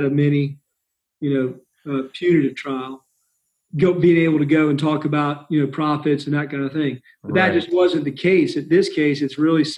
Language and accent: English; South Carolina, United States; as a South Carolinian